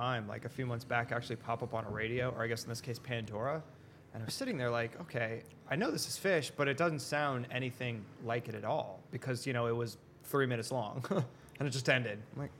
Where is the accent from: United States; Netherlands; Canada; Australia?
Canada; Being that like I grew up in summer in Canada, the accents get very thick depending on where you're coming from. But I was closer to Quebec, so we got a lot of the French Canadian accent going on.